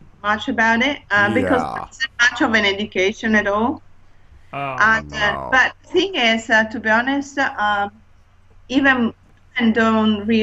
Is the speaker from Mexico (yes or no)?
no; Italy; also born or lived in London; now in Hertfordshire, United Kingdom; I'm originally from Italy, but I lived in London for 11 and a half years, but I've been living now in Hertfordshire